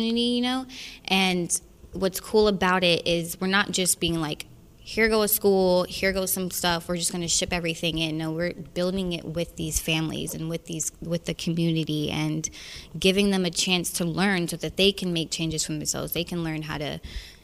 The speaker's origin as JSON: {"language": "English", "region": "the South", "country": "United States", "said": "I'm from the South"}